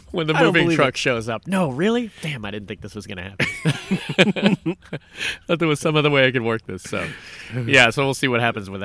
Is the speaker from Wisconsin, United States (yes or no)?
no; Massachusetts, United States; we're from Massachusetts